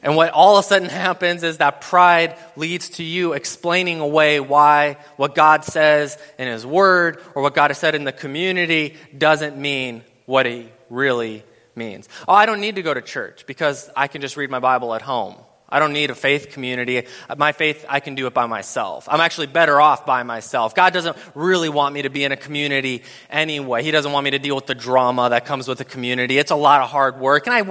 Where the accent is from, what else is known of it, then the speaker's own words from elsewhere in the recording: Madison, Wisconsin, United States; I'm from Madison, Wisconsin